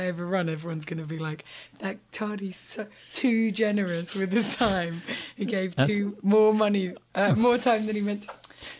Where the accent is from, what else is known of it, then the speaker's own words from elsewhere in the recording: London, United Kingdom; I'm from London and I've been in London forever